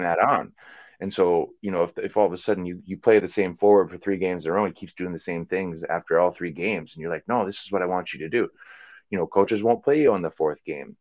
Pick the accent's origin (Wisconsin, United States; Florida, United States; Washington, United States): Wisconsin, United States; Green Bay; moved away as an adult; also born or lived in Chicago / England; growing up in Green Bay